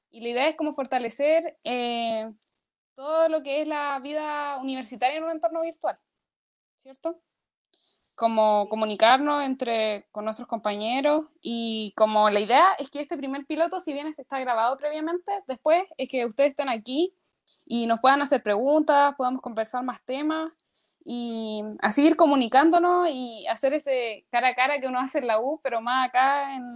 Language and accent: Spanish; San Javier, Maule, Chile; also born or lived in Linares / Talca / United States; sí, eso también soy de San Javier, que es un, pueblo muy chico en la región del Maule.